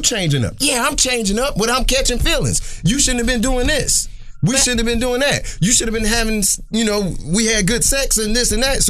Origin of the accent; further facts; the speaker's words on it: Atlanta, Georgia, United States; I'm from Atlanta.